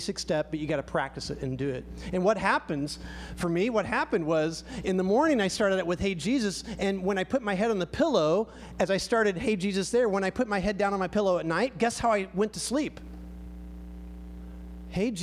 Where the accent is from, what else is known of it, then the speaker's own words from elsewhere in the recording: United States; we're very American